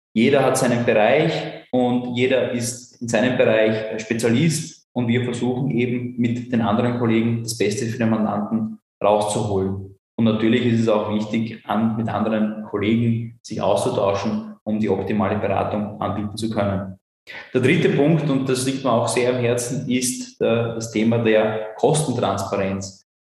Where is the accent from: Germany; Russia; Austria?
Austria; Burgenland; accent: Burgenländisch; first language German; moved away; Ich bin ursprünglich äh, aus dem Burgenland